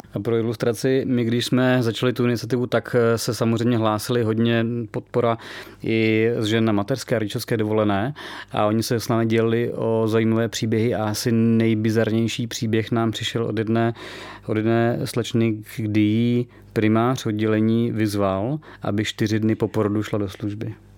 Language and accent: Czech; Czechia; jednak jsme Češi, máme tady tu zemi rádi